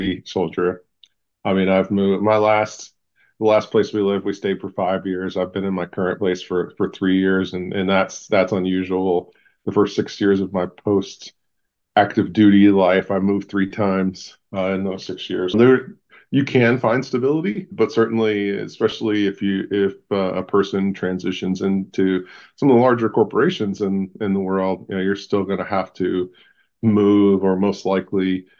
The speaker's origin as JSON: {"language": "English", "town": "Cleveland", "region": "Ohio", "country": "United States", "moved": "yes", "lives_now": "Phoenix, United States", "said": "I'm from Cleveland. And really a diehard Clevelander"}